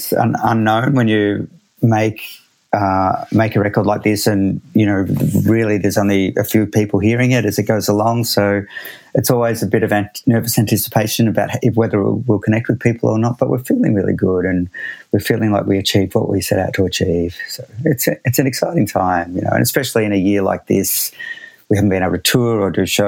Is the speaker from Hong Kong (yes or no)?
no; Australia; I'm Australian